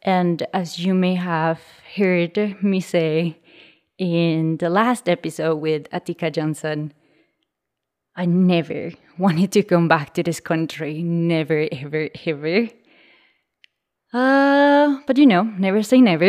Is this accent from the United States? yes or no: no; Colombia; I was born in Colombia in the 90s. I was born in a region northwest of the country very close to the limits to Panama